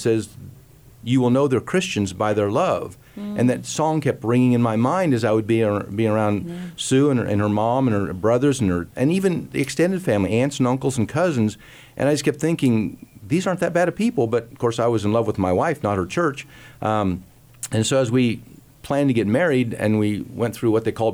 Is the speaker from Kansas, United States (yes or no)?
yes; Hays, Kansas, United States; we came to Hayes as funeral directors in the Lutheran church